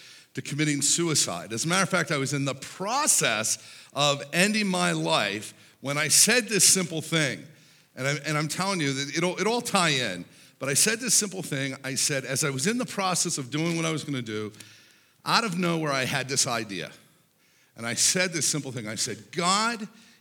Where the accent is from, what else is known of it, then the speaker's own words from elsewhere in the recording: Pittsburgh, Pennsylvania, United States; I grew up in Pittsburgh, Pennsylvania